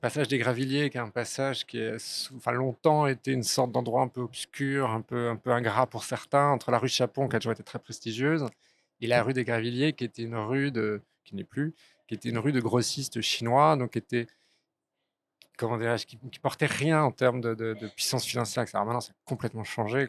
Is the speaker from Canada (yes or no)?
no; Paris, Île-de-France, France; also born or lived in Strasbourg / Geneva, Switzerland / Hong Kong / Florence, Italy; je suis parisien d'origine, j'ai vécu à Strasbourg, j'ai vécu donc en Suisse, j'ai vécu, j'ai un peu vécu à Hong Kong, j'ai vécu à Florence en Italie